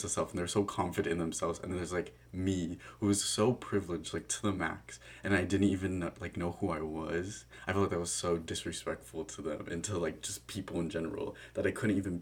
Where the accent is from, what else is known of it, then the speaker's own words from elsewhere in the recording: Chino Hills, California, United States; growing up in Chino Hills